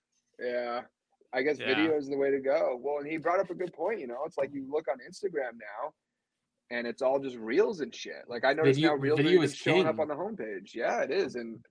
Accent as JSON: {"language": "English", "region": "New England", "country": "United States", "moved": "as an adult", "lives_now": "Phoenix, United States", "said": "living out here in Arizona. I'm not an Arizona native, though. I'm from New England originally. Army veteran."}